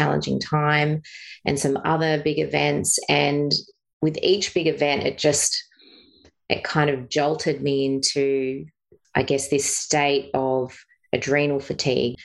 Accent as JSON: {"language": "English", "town": "Bathurst", "region": "New South Wales", "country": "Australia", "tie": "born or raised there", "moved": "as an adult", "lives_now": "Sunshine Coast, Australia", "said": "I grew up in Bathurst, so country town, but lived in suburbia."}